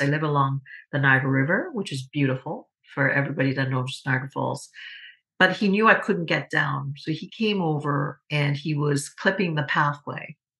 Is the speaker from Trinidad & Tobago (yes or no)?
yes; Trinidad & Tobago; moved away; as a young girl uh, growing up in Trinidad and Tobago.